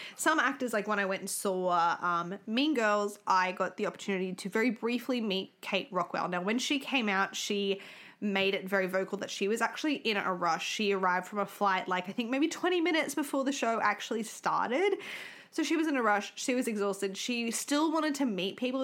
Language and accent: English; Australia; We're from Australia